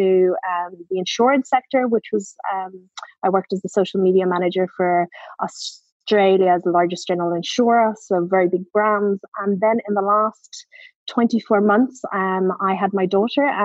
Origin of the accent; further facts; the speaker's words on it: Ireland; I'm Irish